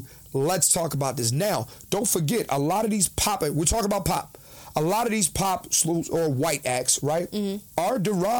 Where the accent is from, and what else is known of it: Philadelphia, Pennsylvania, United States; born or raised there